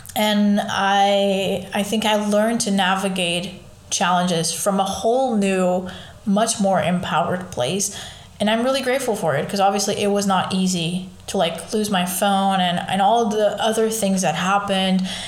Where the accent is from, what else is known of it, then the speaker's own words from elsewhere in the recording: Lisbon, Portugal; I was born in Lisbon. I've lived there all my life